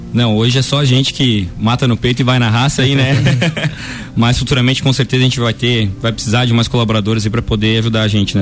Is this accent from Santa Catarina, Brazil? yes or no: yes; Lages, Santa Catarina, Brazil; Sou natural aqui da cidade de Lages